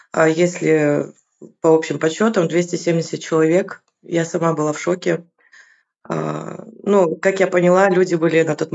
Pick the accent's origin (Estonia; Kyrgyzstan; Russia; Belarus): Kyrgyzstan; moved away as an adult; Я приехала из Киргизии четыре года назад.